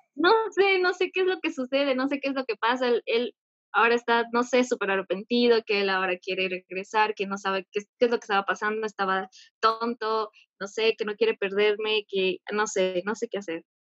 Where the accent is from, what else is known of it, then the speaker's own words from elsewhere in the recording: Ecuador; soy de Ecuador.